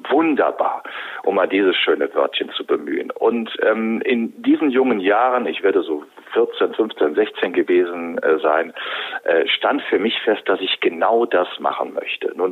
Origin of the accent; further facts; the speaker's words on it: Wuppertal, North Rhine-Westphalia, Germany; Ich komme aus der bergischen Metropole Wuppertal